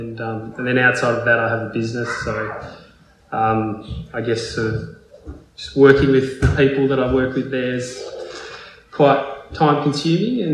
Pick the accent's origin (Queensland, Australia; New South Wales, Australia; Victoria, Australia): New South Wales, Australia; Port Macquarie; now in Melbourne, Australia; growing up in Port Macquarie